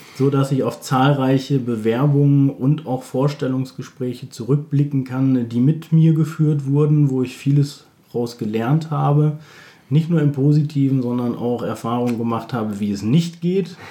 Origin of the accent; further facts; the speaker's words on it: Bielefeld, North Rhine-Westphalia, Germany; Ich komme aus Bielefeld